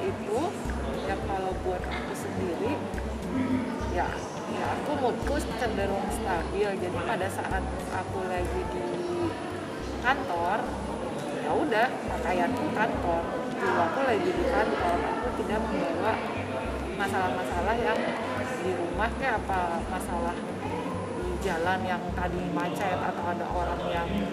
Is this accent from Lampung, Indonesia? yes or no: no; West Java, Indonesia; aku orang Sunda Sunda Tulen